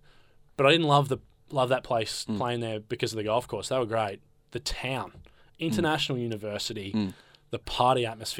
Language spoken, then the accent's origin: English; Australia; I tried to act like I wasn't from Australia.